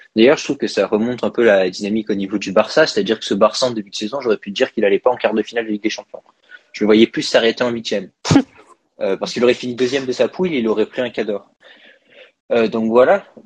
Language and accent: French; France; en tant que Français tous les deux